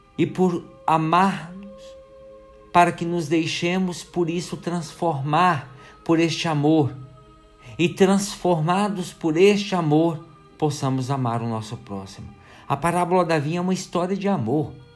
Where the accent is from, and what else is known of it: Brazil